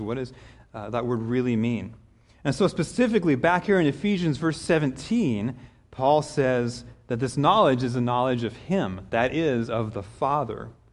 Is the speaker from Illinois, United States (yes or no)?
no; Kansas, United States; moved away as an adult; also born or lived in Denver, Colorado; I grew up in Kansas